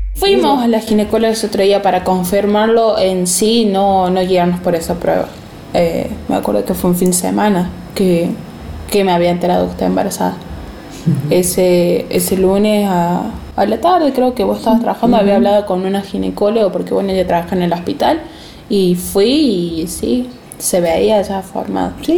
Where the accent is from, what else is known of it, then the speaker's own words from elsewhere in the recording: Villa Dolores, Córdoba, Argentina; de Villa Dolores, Córdoba